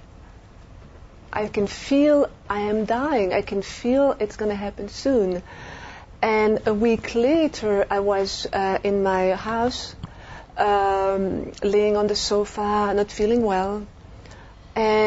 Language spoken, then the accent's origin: English; Belgium; moved away as an adult; also born or lived in France; now in United States; I'm French from Europe, and I grew up in Belgium, lived a few years in France